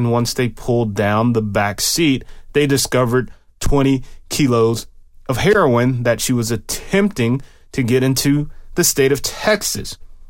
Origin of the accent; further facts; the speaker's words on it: Germany; born there; I actually have a birth certificate that has the word Germany in it, because I was born in Germany while my dad was stationed there.